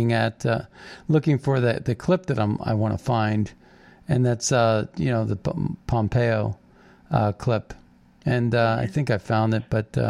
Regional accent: Steubenville, Ohio, United States; I grew up in Steubenville, Ohio, so I know the area a little bit.

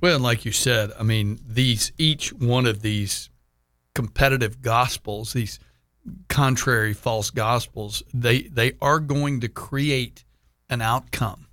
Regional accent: Houston, Texas, United States; also born or lived in Dallas–Fort Worth; I grew up in Houston

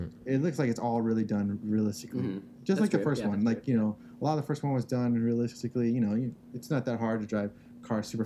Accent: California, United States; I grew up in Mullen Heights, and it is predominantly Asian

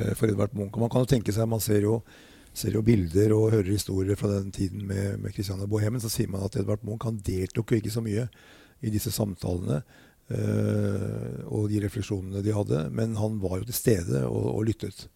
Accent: Norway; jeg kom fra Norge

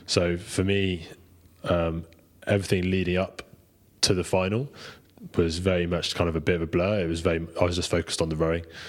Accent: United Kingdom; being British, we've obviously got pretty strong heritage in it

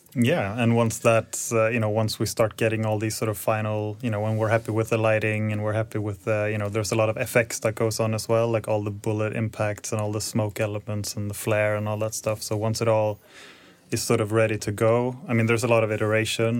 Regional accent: Stockholm, Stockholm County, Sweden; moved away as an adult; also born or lived in Copenhagen / Luleå; I'm originally from Stockholm, so I moved back in twenty sixteen and been here ever since

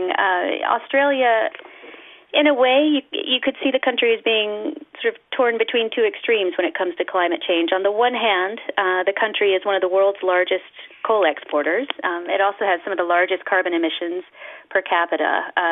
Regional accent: United States; I'm from the United States

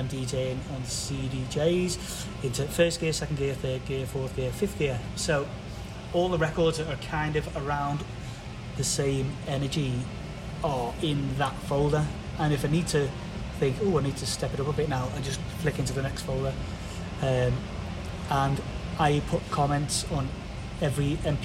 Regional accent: England, United Kingdom; I'm English

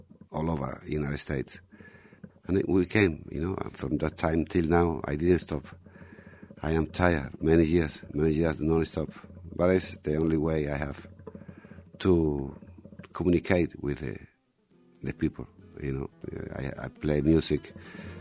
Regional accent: Andalusia, Spain; English is a second language; also born or lived in Mexico / Mallorca; Andalusia, we have been colonized for a lot of cultures

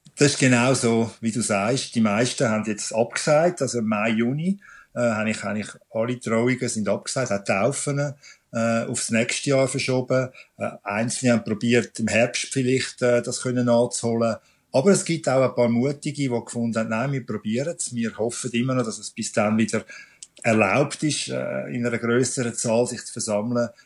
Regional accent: Switzerland; bei uns in der Schweiz

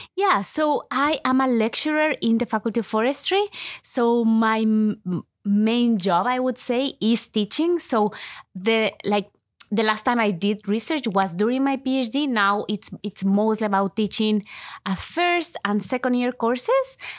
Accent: Ecuador; first language Spanish; English is a second language; moved away as an adult; now in Canada; I was born and I was raised in Ecuador. So most of my life, I have lived in Ecuador.

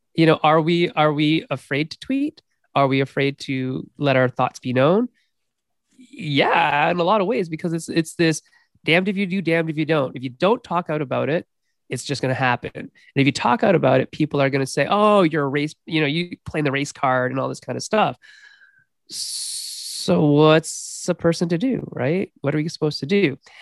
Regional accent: Canada; me being a Canadian

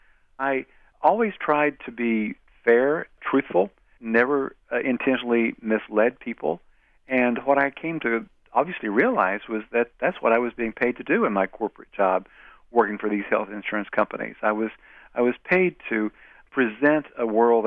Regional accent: Wise County, Virginia, United States; moved away; my hometown newspaper

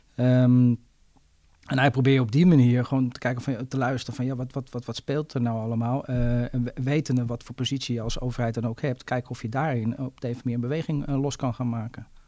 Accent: Zaanstad, North Holland, Netherlands; ik ben ook inwoner van Zaanstad

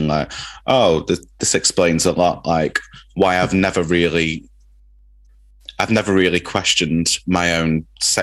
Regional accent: Manchester, North West England, United Kingdom; where I grew up in Manchester in Openshaw

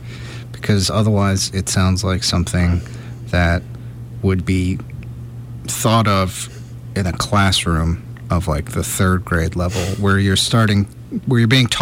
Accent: United States; being American

